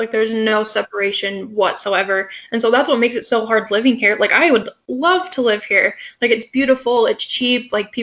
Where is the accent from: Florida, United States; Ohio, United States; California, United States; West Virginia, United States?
California, United States; now in Utah, United States; I grew up in California